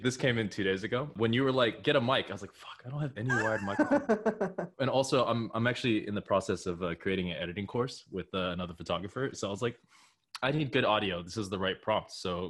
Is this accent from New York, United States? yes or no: no; San Diego, California, United States; also born or lived in Shanghai, China / Japan; When I was 6. So when I was 3, we moved to Japan for 3 years while my dad finished his PhD, and then I moved to San Diego when I was 6.